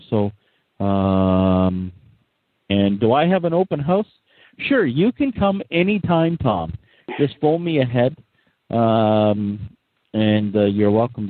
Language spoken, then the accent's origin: English; Canada; now in Toronto, Canada; But, we're Canadian.